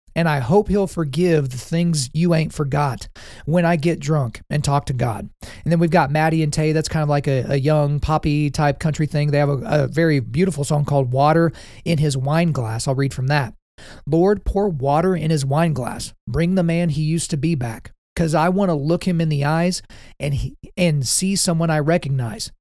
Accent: Oklahoma, United States; I grew up in the South, right? So Oklahoma's kind of weird because it's not really considered the South

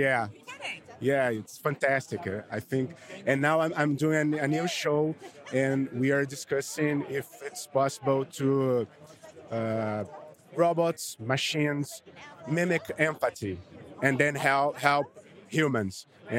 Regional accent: Brazil; I'm from Brazil.

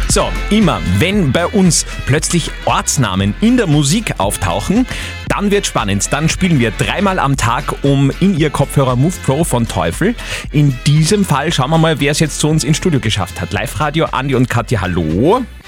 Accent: Austria; Bei uns in Österreich

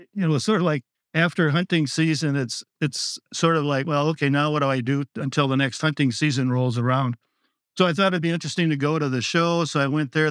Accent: Otter Tail County, Minnesota, United States; I grew up in Ottertail County

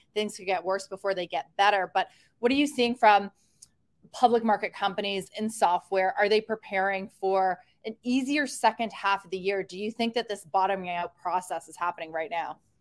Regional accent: Canada; a fellow Canadian

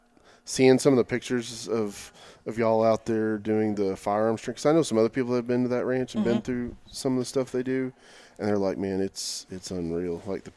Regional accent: Oklahoma, United States; moved away; growing up in Oklahoma.

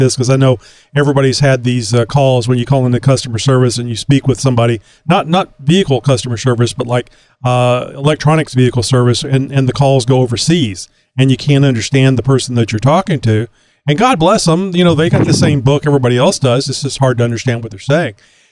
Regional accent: Texas, United States; I'm a Texan, and that's the way Texans talk

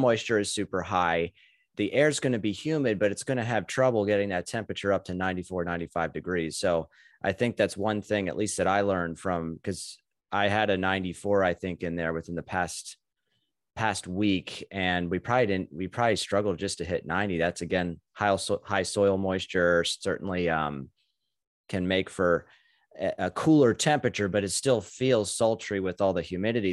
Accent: York, Pennsylvania, United States; I'm from York, too. I went to Dallestown

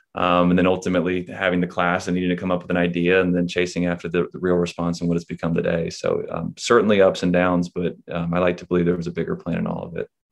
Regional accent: Charlotte, North Carolina, United States; at a high school, um, again, being in Charlotte

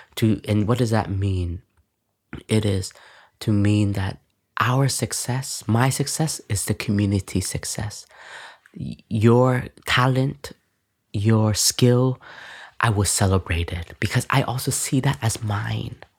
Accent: Canada; moved away; when we were growing up, me and my sister, um, my family, my parents were we're both, um, um, refugees, so enter into Canada

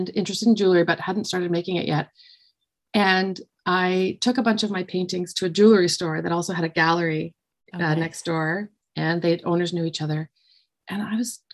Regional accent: Ottawa, Ontario, Canada; I grew up in Ottawa here in Canada

